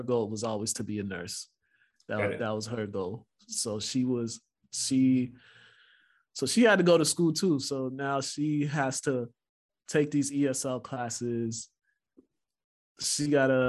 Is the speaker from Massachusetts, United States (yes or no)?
yes; Lynn, Massachusetts, United States; English is a second language; also born or lived in Congo; growing up in Lynn, you just learned that there were different types of Black people